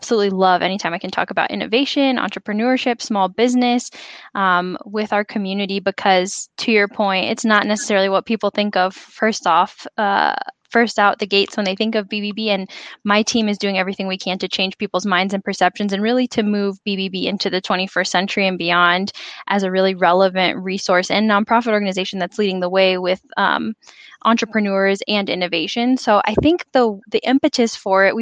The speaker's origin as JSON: {"language": "English", "town": "Phoenix", "region": "Arizona", "country": "United States", "tie": "born or raised there", "also_born_or_lived": "Chicago", "said": "I'm from Phoenix, a rare native Phoenician"}